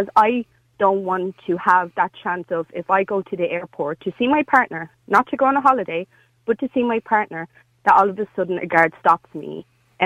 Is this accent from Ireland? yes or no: yes; Dublin, Leinster, Ireland; I'm from Dublin. I'm from Dublin